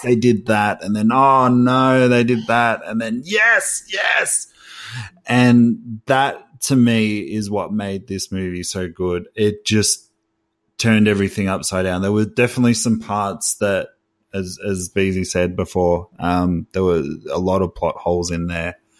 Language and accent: English; Australia; I'm from Australia